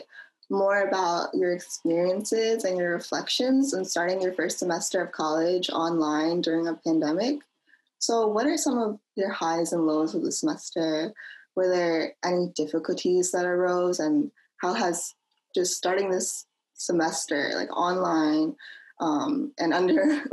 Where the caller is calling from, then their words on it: New Jersey, United States; I'm currently calling from New Jersey.